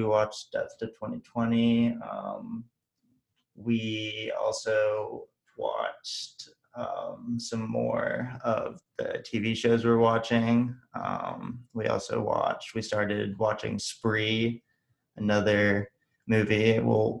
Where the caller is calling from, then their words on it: California, United States; I'm coming, joining you, Jake, from Orange County, California.